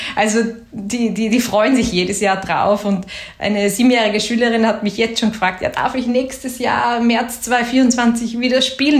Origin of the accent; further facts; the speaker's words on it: Graz, Styria, Austria; ich bin aus Graz